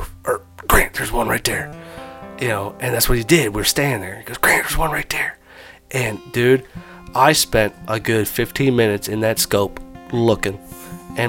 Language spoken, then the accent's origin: English; Indiana, United States; We're from Indiana.